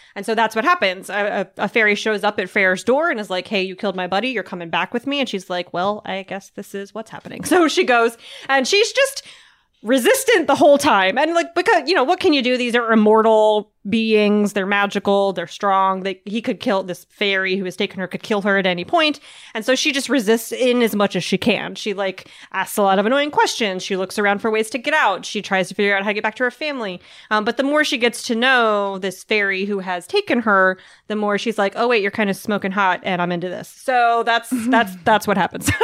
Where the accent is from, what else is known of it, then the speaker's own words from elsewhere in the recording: the South, United States; I am from the South.